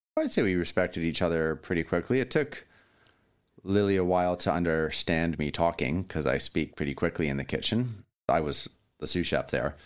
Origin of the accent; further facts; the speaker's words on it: Williams Lake, British Columbia, Canada; also born or lived in Vancouver; now in Ucluelet, Canada; I was actually born in Williams Lake, BC